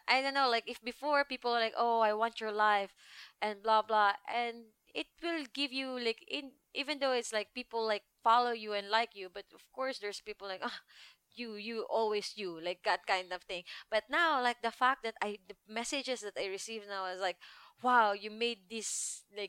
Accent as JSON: {"language": "English", "country": "Philippines", "second_language": "English", "moved": "yes", "said": "I have Philippines passport"}